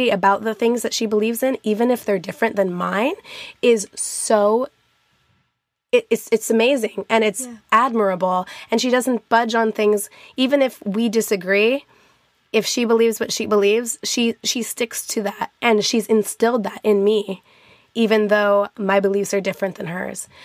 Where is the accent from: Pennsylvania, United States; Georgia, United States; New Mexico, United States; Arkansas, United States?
New Mexico, United States; Albuquerque; born there; I was born in Albuquerque, New Mexico, and my grandparents both my grandma still lives there